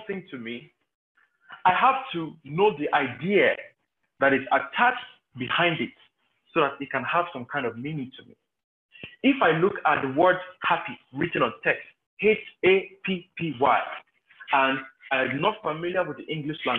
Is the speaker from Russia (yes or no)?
no; Nigeria; growing up in Nigerian homes